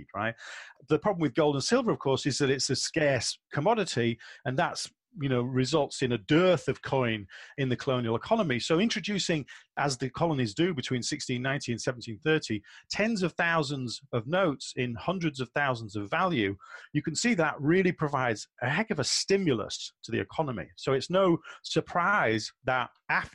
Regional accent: England, United Kingdom; I'm an Englishman

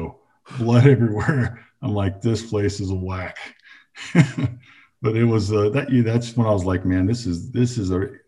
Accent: Los Angeles, California, United States; moved away; I was from Los Angeles

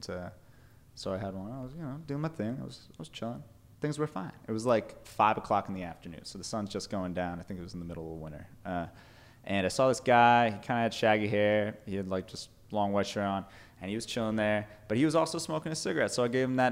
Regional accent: New York, United States; moved away; I grew up in New York

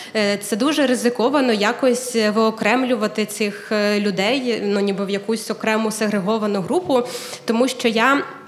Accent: Kyiv, Ukraine; moved away as an adult; also born or lived in Ternopil; Я народилася в Києві, але ми з чоловіком виїхали в Тернопіль

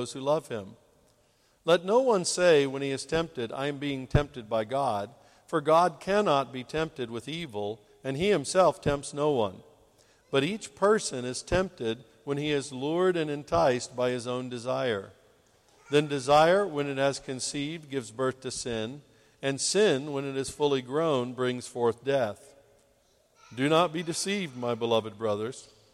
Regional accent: St. Louis, Missouri, United States; St. Louis, where I grew up in the States

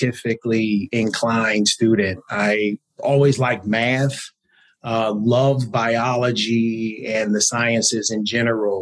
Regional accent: Los Angeles, California, United States; also born or lived in Compton; I'm from Los Angeles. So I'm an Angelino, as we like to call ourselves. So I was born and raised

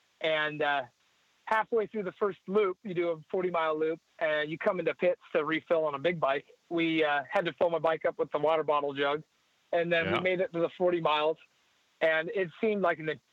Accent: Santa Barbara, California, United States; I was born in Santa Barbara, California in 1988

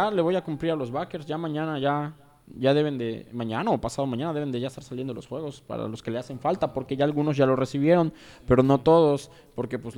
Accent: Mexico; como mexicanos somos igual los primeros en usar Flowship.

